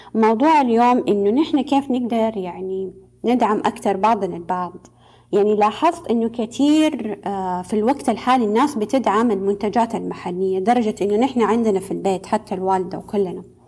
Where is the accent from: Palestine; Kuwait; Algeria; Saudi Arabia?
Saudi Arabia; عندنا في السعودية